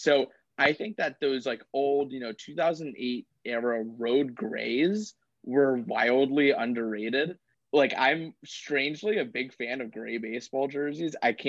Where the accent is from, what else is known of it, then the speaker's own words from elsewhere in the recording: Tampa, Florida, United States; So yeah, I'm from Tampa, Florida, born and raised.